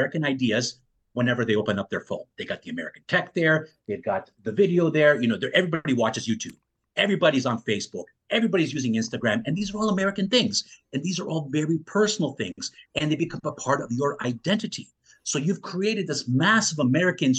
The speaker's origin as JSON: {"language": "English", "country": "Canada", "tie": "born or raised there", "said": "I grew up in Canada, mm-hmm. not far from Western New York states"}